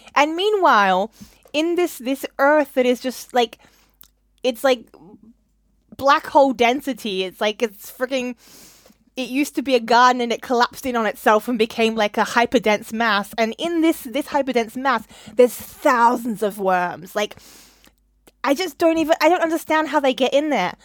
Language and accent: English; Australia; now in London, United Kingdom; I'm Australian